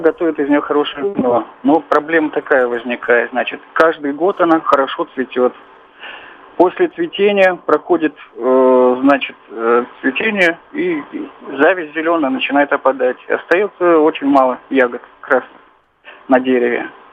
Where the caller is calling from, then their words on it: Tyumen, Tyumen Oblast, Russia; я звоню из Тюмени